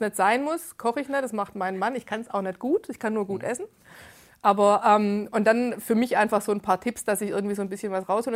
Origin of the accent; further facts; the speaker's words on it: Gerlingen, Baden-Württemberg, Germany; ich bin 42, ich komme aus Gerlingen, das ist im Speckgürtel Stuttgarts